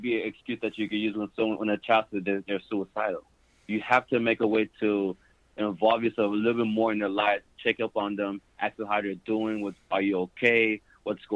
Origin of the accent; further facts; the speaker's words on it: Miami, Florida, United States; I'm from Miami, Florida